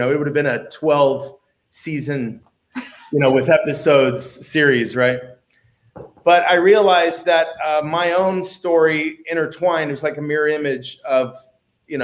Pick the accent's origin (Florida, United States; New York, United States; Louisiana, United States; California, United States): California, United States; Pleasanton; growing up in Pleasanton